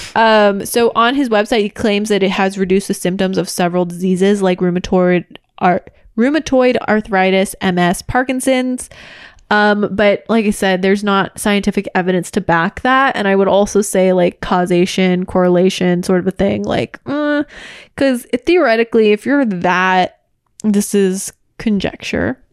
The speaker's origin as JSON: {"language": "English", "area": "Orange County", "region": "California", "country": "United States", "tie": "born or raised there", "also_born_or_lived": "Los Angeles", "said": "we both grew up in Orange County and I've lived in Orange County and L A my entire life"}